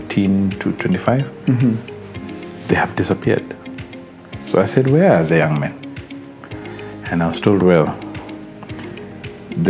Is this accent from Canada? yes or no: no; Malindi, Kilifi County, Kenya; moved away; I'm Malindian.